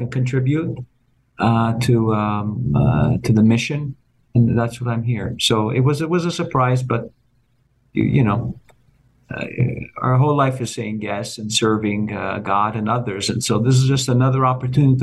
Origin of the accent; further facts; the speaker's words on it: Montreal, Quebec, Canada; moved away as an adult; now in Toronto, Canada; it's where I was born and raised. Of course, it's always, I'm also from Montreal